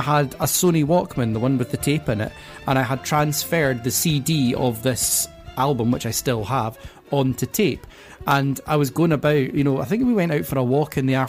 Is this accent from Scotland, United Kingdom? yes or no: yes; Penicuik, Scotland, United Kingdom; I was brought up in Pennycook in Scotland